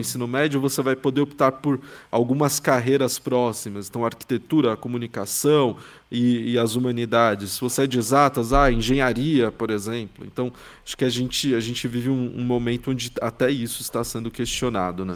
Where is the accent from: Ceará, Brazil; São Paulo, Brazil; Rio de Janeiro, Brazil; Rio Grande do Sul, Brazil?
São Paulo, Brazil; eu sou de São Paulo, que é tipo a maior cidade da América Latina